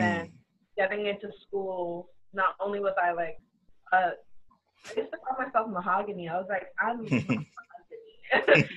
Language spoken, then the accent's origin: English; Trinidad & Tobago; So I'm Trinidadian, my mom's Trinidadian, my dad is Trini